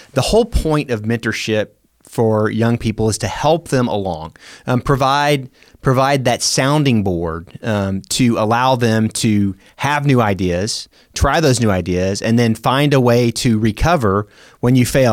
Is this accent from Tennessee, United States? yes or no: yes; Memphis, Tennessee, United States; also born or lived in Warner Robins, Georgia; now in Oklahoma City, United States; I grew up in Memphis, Tennessee